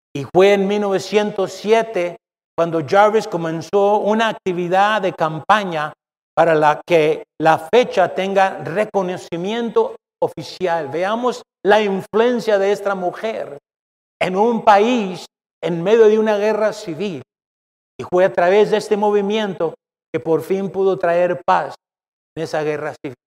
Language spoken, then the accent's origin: Spanish; Mexico; now in United States; soy mexicano